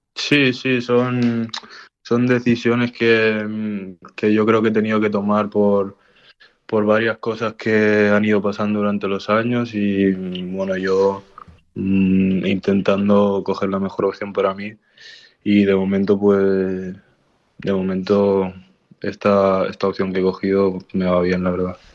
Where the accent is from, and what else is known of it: Barcelona, Catalonia, Spain; born or raised there